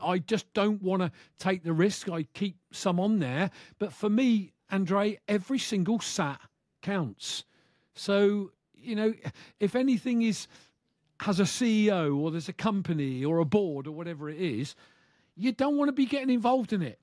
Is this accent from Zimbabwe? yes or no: no; United Kingdom; from the U K